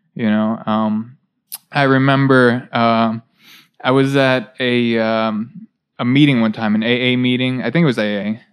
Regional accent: near Baltimore, Maryland, United States; i grew up in Balt- uh, near baltimore

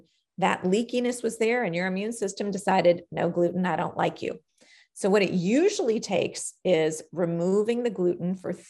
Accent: New York, United States; I'm a New Yorker by birth

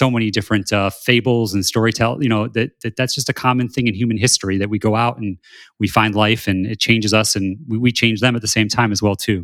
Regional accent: South Bend, Indiana, United States; I grew up in South Bend, Indiana

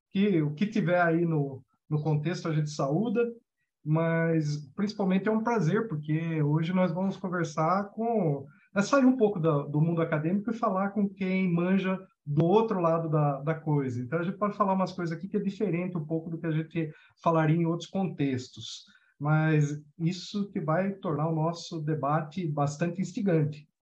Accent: interior of São Paulo, Brazil; eu sou do interior de São Paulo

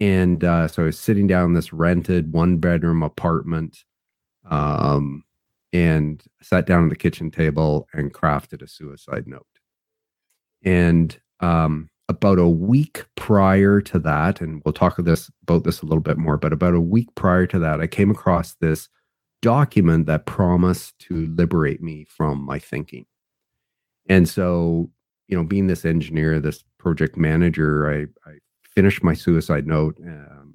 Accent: Vancouver, British Columbia, Canada; I was born in Vancouver, British Columbia, Canada

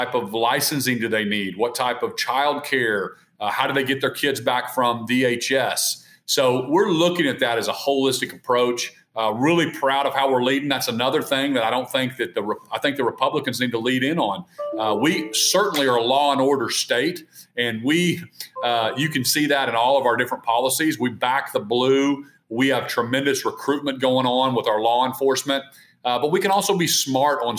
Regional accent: Norman, Oklahoma, United States; I grew up in Norman.

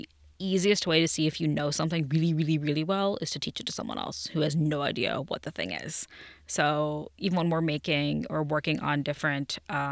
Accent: Cincinnati, Ohio, United States; Yes, I am from Cincinnati. Been here my whole life.

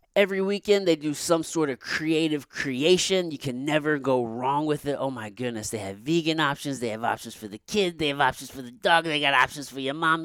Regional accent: Potosi, Missouri, United States; also born or lived in Jefferson City, Missouri; I grew up in Potosi until I moved to Jeff City in, like, sixth grade

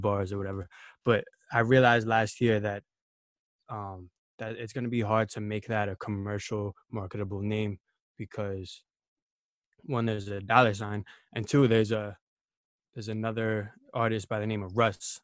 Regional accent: New York City, New York, United States; I'm from Queens, New York

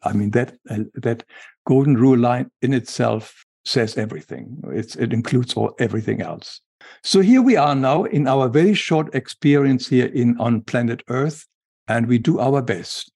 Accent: Germany; English is a second language; moved away; as we can hear from my accent, I was, I grew up in Germany

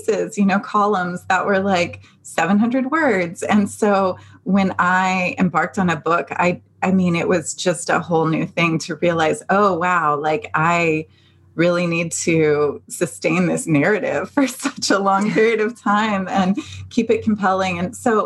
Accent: Dayton, Ohio, United States; moved away as an adult; also born or lived in Cincinnati, Ohio; now in California, United States; me growing up in Dayton, Ohio

